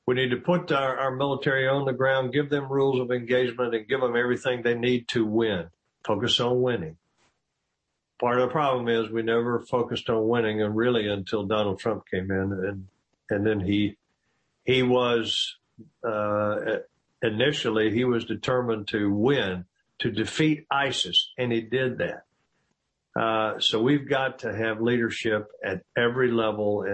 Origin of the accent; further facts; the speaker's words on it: United States; as an American